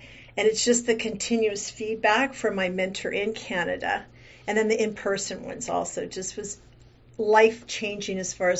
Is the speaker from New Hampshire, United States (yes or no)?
no; Virginia, United States; moved away as an adult; also born or lived in Kentucky / Mississippi / California; now in Kauai, United States; I am born in Kentucky, raised in Virginia, went to high school in Mississippi, and went to college first at UCLA in California. Kind of continuously heading west because I've been in Kauai now for almost 40 years.